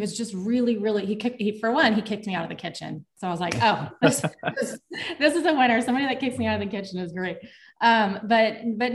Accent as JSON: {"language": "English", "town": "El Paso", "region": "Texas", "country": "United States", "tie": "born or raised there", "said": "I'm originally from El Paso, Texas, little border town. I was born and raised there."}